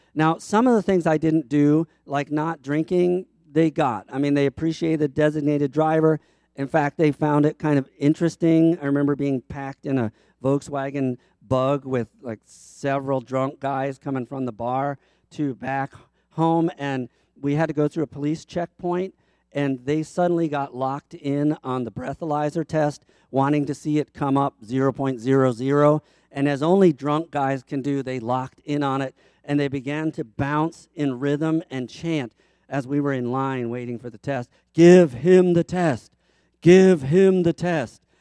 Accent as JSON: {"language": "English", "town": "Baltimore", "region": "Maryland", "country": "United States", "also_born_or_lived": "Chicago", "moved": "yes", "said": "I am from Baltimore"}